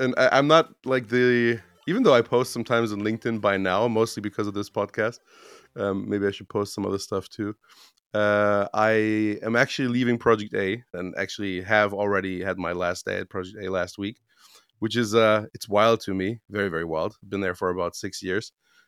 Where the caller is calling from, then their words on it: Romania; English is a second language; Yeah, I'm in the living room of my mother's house, which is, actually our house in Romania.